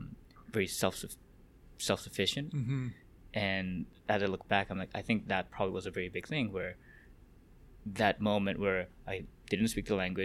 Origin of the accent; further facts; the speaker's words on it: Hong Kong; English is a second language; also born or lived in South Korea; I was born in South Korea, I immigrated to Hong Kong, and when I moved there, I didn't speak Chinese, I didn't speak English, but I went to a British elementary school